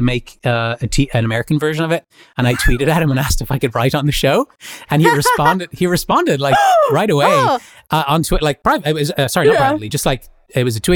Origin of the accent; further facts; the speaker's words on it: Ireland; moved away; also born or lived in Dublin; growing up in Ireland